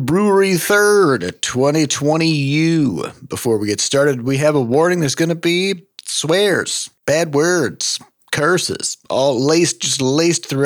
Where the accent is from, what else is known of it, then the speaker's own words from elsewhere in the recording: Midwest, United States; now in St. Louis, United States; as a Midwesterner